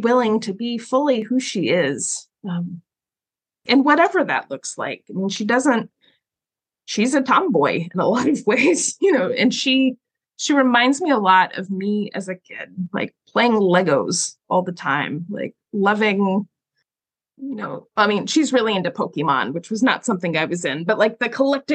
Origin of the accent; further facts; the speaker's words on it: the South, United States; as a girl growing up in the Southern Baptist Church, there were plenty of things I could do and couldn't do. And I lived in the South